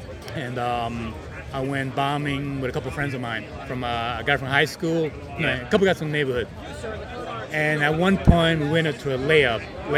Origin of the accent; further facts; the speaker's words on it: New York City, New York, United States; I grew up doing the graffiti when I was, I guess I was 11 or 12, growing up in Queens, New York City.